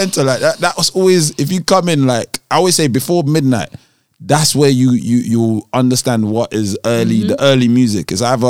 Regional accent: Nigeria; obviously I'm Nigerian.

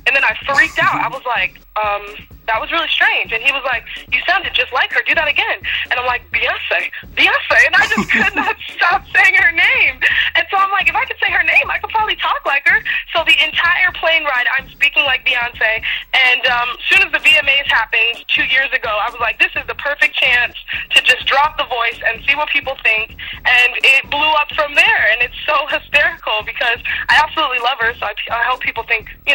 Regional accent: United States

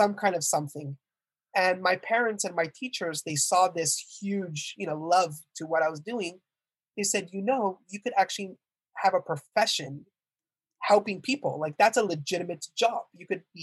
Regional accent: Montreal, Quebec, Canada; So I was born and raised in Montreal, Canada, actually

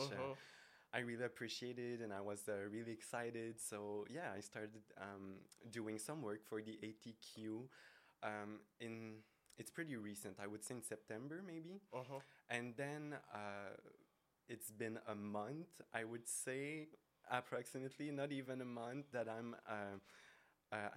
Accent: Amos, Quebec, Canada; now in Montreal, Canada; born and raised in Abitibi, so I'm not from Montreal. I'm from a small region and from a very small town called Amos.

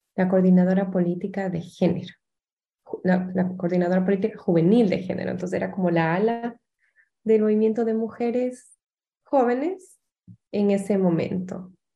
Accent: Ecuador; also born or lived in Washington, United States; now in United States

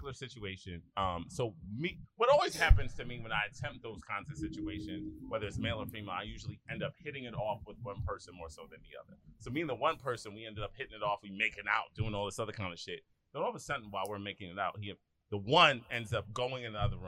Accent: Philadelphia, Pennsylvania, United States; I was growing up in Philly

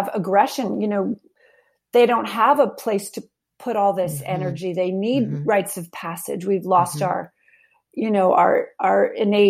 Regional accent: New York City, New York, United States; The Upper West Side of New York City

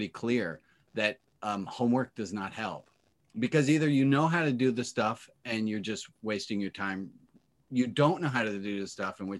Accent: New York City, New York, United States; moved away; also born or lived in Los Angeles; I grew up there in Manhattan

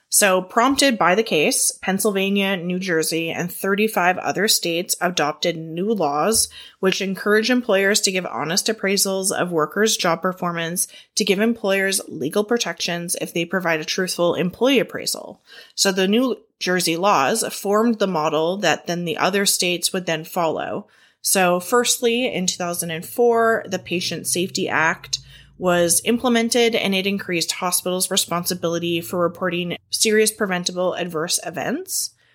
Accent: Canada; I'm Canadian

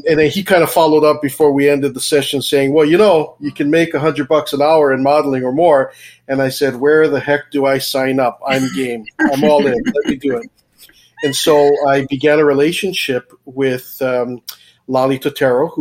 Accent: Oahu, Hawaii, United States; I was born in Oahu in Hawaii

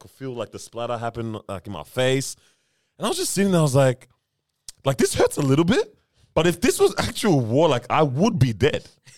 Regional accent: Nigeria; now in New Zealand; I've always been proud of being Nigerian

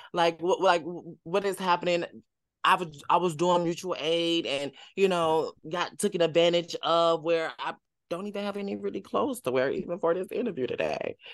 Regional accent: Tennessee, United States; I'm from the south, I'm from Tennessee

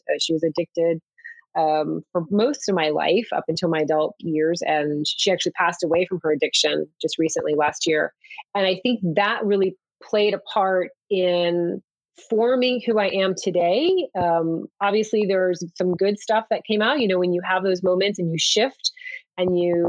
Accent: Cuba; now in Miami, United States; And when I told her I was from Cuba, at first I said, well, I'm from Miami.

